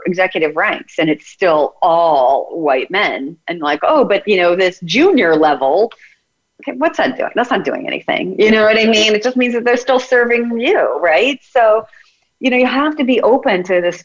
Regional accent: United States; I'm American

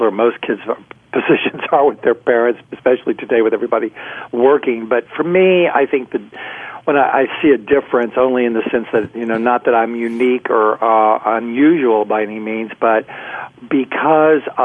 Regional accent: Houston, Texas, United States; I was raised in Houston, Texas

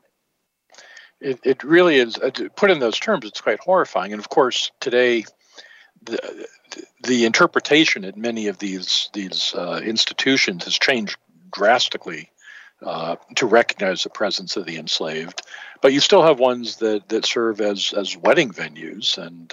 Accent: Michigan, United States; growing up in Michigan

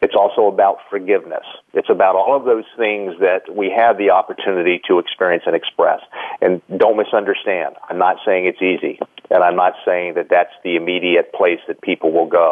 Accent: United States; I was born in the United States.

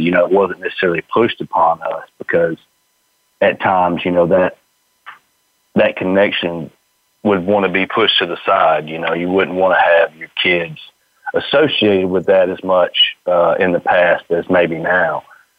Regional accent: the South, United States; growing up in the South

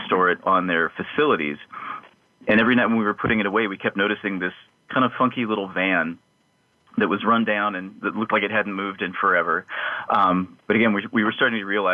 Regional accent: the Rockies, Rocky Mountains, United States; now in Austin, United States; we love growing up in the Rockies

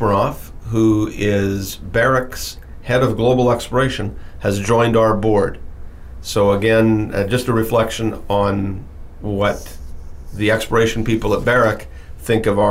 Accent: Timmins, Ontario, Canada; I was born in Timmins, Ontario. And Timmins, Ontario is a small city in northern Ontario, Canada

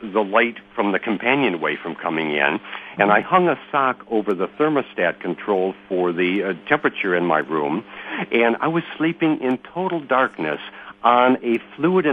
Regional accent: United States; as an American

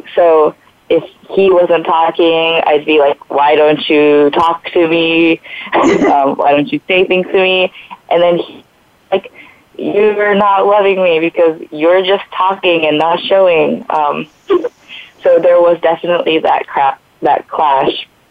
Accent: Japan; I'm from Japan with very Japanese parents

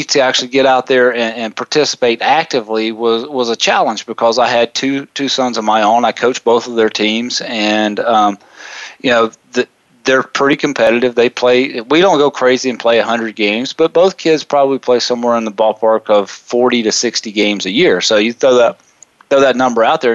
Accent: South Carolina, United States; I grew up in South Carolina

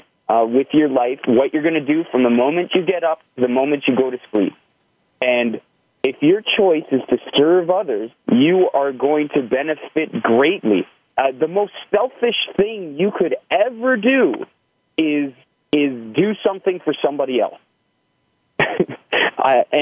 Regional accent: just outside of Toronto, Ontario, Canada; I'm from Canada, just outside of Toronto

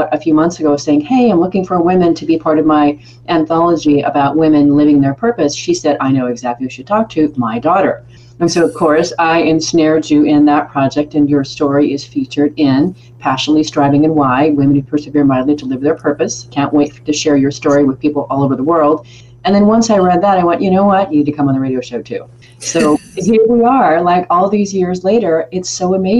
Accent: United States; As an American

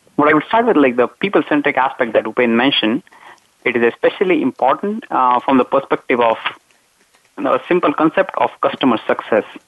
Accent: India; moved away as an adult; also born or lived in Mumbai, India / Iowa, United States; now in Netherlands; so I'm originally from India. That's where I did my undergraduate in Mumbai

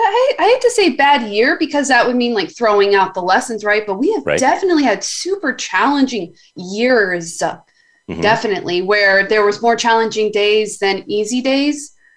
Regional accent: Dallas, Texas, United States; You live Dallas, Texas.

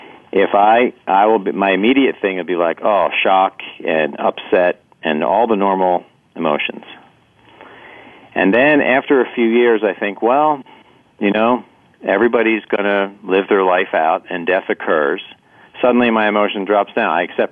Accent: East Coast, United States; My friend moves to California, and I'm from the East Coast.

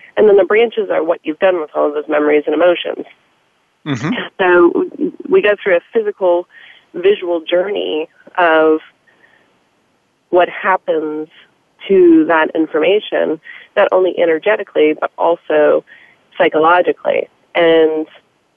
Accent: the South, United States; Growing up in the South

